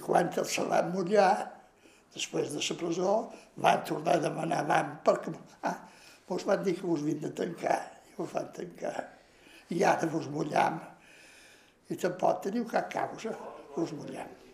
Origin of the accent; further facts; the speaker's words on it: Ciutadella, Balearic Islands, Spain; vaig néixer a Ciutadella, perquè els meus pares van venir de Mallorca